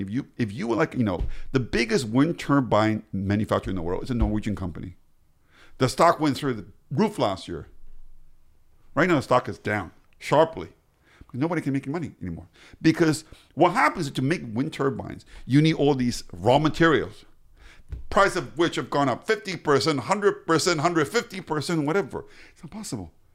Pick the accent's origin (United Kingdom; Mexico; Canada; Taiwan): Taiwan; also born or lived in Pittsburgh, United States / United States / Europe; now in Israel; i was born in pittsburgh i grew up in taiwan my parents came from china I was educated in the us i spent half my working career in europe and now i work now i live in israel full time